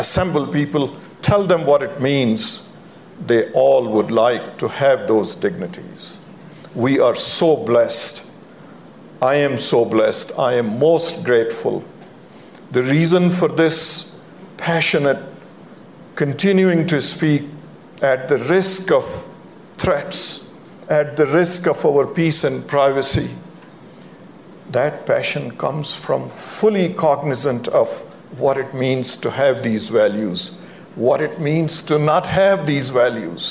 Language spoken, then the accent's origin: English; Pakistan; moved away as an adult; now in United States; I grew up in Pakistan during my high school days and my law school days.